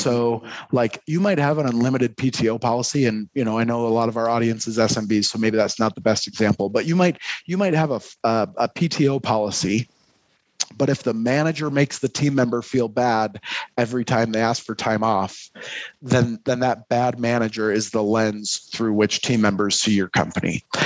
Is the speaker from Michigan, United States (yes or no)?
yes; Detroit, Michigan, United States; now in Utah, United States; I'm I'm originally from Detroit, but have spent uh, a lot of my adult life here in Utah.